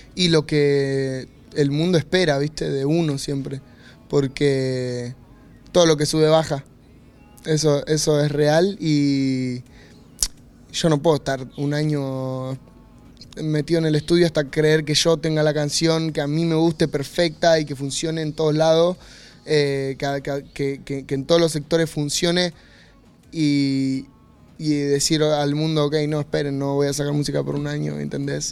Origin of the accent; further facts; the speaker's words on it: Argentina; me vuelvo para Argentina